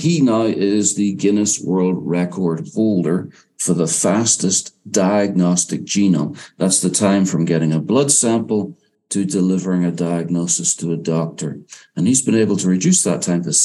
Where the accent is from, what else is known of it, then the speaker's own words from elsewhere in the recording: Northern Ireland, United Kingdom; also born or lived in England and Wales; now in United States; I grew up in Northern Ireland